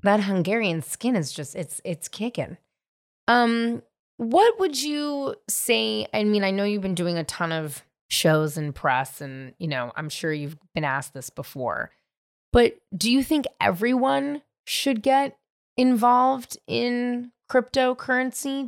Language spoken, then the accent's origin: English; California, United States; I grew up in California